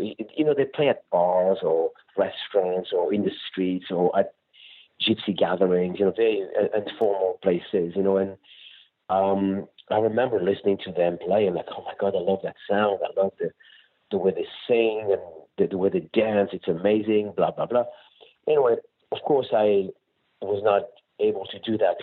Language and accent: English; France; moved away; also born or lived in Spain / Barcelona / Malaga; I'm from Europe, of course, and I grew up in France and Spain as well